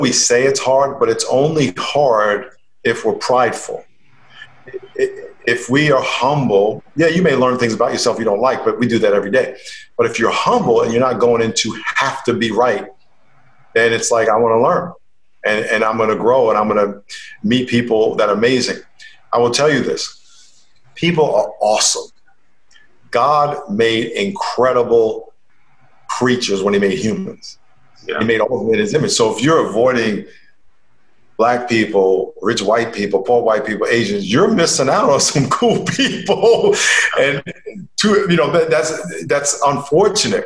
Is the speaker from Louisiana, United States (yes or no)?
no; Long Island, New York, United States; I grew up in Long Island, New York